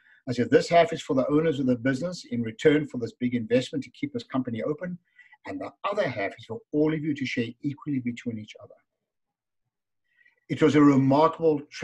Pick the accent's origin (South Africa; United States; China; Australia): South Africa; moved away as an adult; now in Canada; as you can hear from my funny accent, I'm from South Africa. And I was imported to Canada 30 winters ago and still counting.